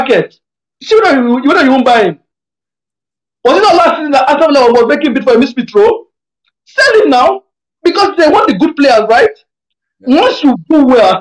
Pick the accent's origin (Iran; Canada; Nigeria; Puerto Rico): Nigeria; we're Nigerian people now.